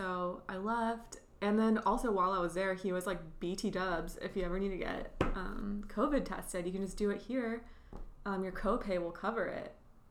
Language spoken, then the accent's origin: English; Temecula, California, United States; I told him that I was born in Temecula.